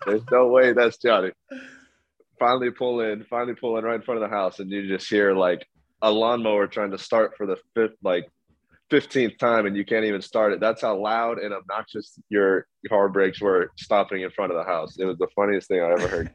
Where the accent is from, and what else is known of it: Las Vegas, Nevada, United States; born or raised there